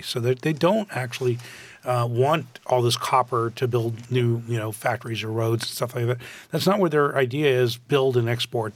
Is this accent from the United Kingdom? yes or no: no; Canada; moved away as an adult; now in United States; When I grew up in Canada